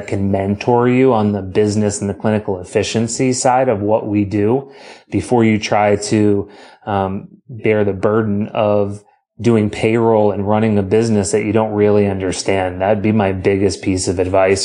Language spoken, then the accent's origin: English; Boston, Massachusetts, United States; moved away as an adult; also born or lived in Illinois; as a Boston kid, if you can not hear it in my accent, it's because I hide it amazingly well.